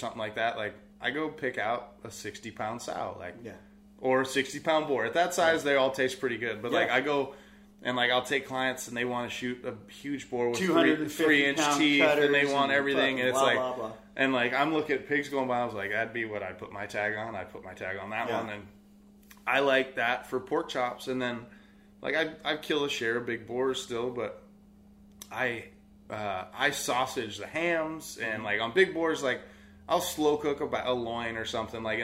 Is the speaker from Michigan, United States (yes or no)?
no; Sonoma County, California, United States; also born or lived in Tennessee; I was born and raised here in Sonoma County